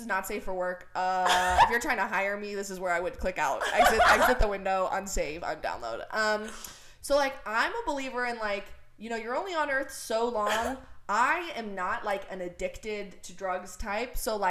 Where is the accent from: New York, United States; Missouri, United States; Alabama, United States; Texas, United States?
Missouri, United States; moved away as an adult; also born or lived in London / Los Angeles; Even though I'm really from the boonies in Missouri.